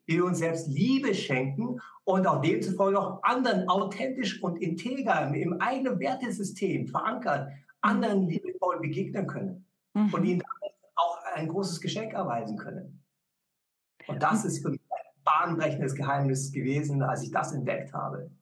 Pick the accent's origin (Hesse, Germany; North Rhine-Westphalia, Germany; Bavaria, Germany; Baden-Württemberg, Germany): Bavaria, Germany; Munich; Ich bin ja in München aufgewachsen